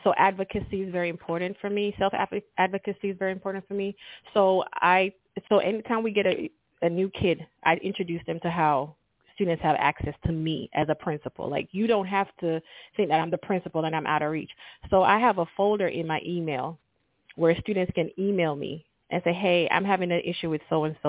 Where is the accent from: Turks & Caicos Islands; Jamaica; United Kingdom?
Jamaica; Kingston; moved away as an adult; now in Georgia, United States; I'm from Kingston, Jamaica